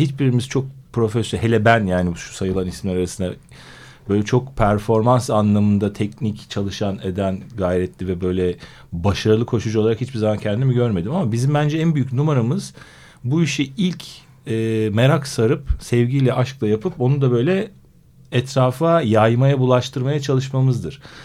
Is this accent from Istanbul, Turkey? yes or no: yes; Istanbul, Turkey; 74 doğumluyum İstanbul.